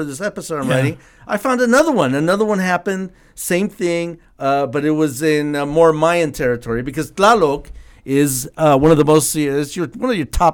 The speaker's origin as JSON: {"language": "English", "town": "San Diego", "region": "California", "country": "United States", "said": "I'm from San Diego"}